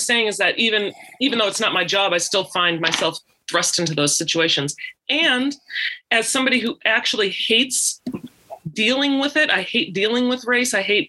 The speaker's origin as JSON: {"language": "English", "town": "Minneapolis", "region": "Minnesota", "country": "United States", "tie": "born or raised there", "said": "I was raised in a white household. I was raised in Minneapolis. I was raised as a light skinned mixed person."}